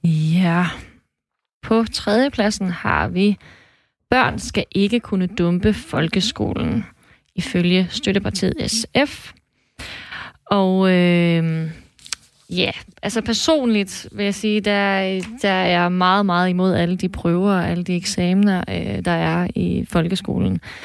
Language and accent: Danish; Thisted, North Denmark Region, Denmark; now in Mors, Denmark; jeg er faktisk født og opvokset i Tisted